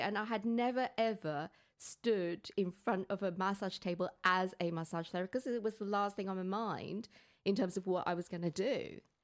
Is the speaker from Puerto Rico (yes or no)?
no; Hong Kong; moved away; growing up in Hong Kong and having Chinese parents